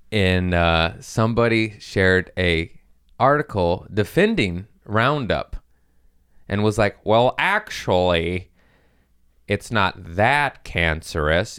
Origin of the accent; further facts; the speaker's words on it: United States; I'm American